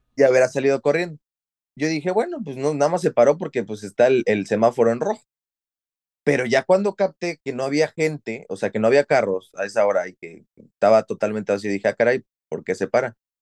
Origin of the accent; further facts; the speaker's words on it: Mexico; moved away as an adult; also born or lived in Xalapa, Veracruz; now in Dublin, Ireland; nos fuimos de México porque hay inseguridad